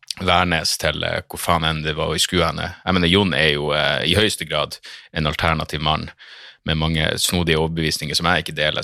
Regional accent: Narvik, Nordland, Norway; now in Oslo, Norway; jeg er en storkar som ikke skjønner min egen dialekt

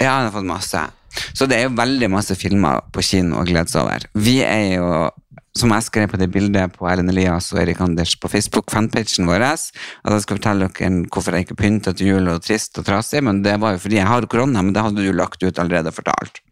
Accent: Brønnøysund, Nordland, Norway; jeg er fra Brønnøysund

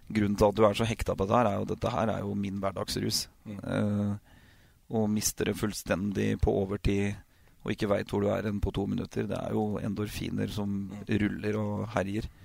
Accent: Oslo, Norway; vi kommer fra Oslo, jeg og kona mi.

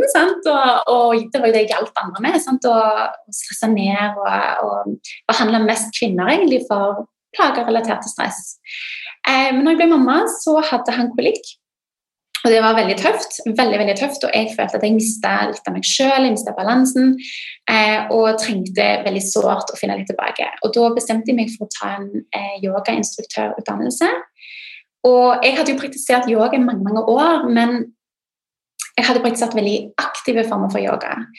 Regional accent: Norway; britisk, men født og oppvokst i Norge

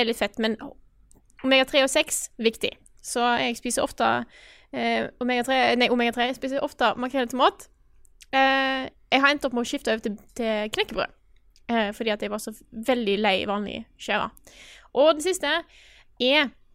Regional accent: Stord, Vestland, Norway; accent: Stord dialect; jeg er fra Stord. Jeg er en storabu, og jeg snakker store mål.

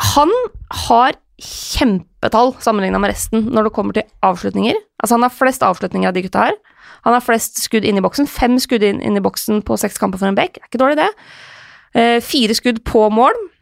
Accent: Lillehammer, Innlandet, Norway; moved away; Vært hjemme på Lillehammer en tur

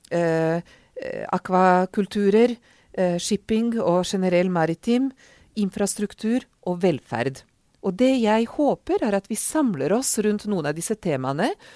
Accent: Serbia; Norwegian is a second language; also born or lived in Oslo, Norway / Oxford, United Kingdom; now in Norway; jeg er ungarsk, men har vokst opp i Serbia, eller Jugoslavia som det var den gang

